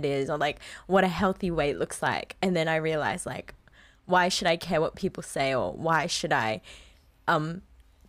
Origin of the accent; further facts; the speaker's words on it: Philippines; moved away; growing up in the Philippines